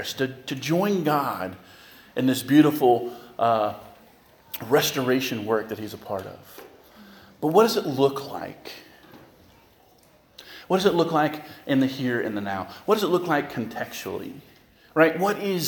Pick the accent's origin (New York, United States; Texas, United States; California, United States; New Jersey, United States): California, United States; moved away as an adult; now in Lorain, United States; I'm from California